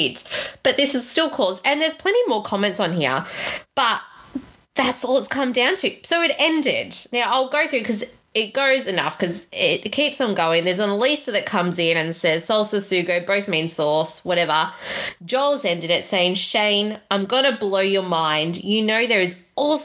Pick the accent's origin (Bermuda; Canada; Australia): Australia; us as Aussies